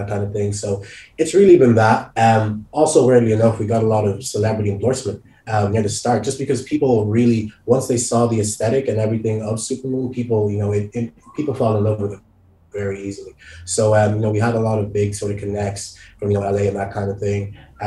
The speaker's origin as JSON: {"language": "English", "country": "Nigeria", "moved": "yes", "lives_now": "Dublin, Ireland", "said": "I'm originally Nigerian"}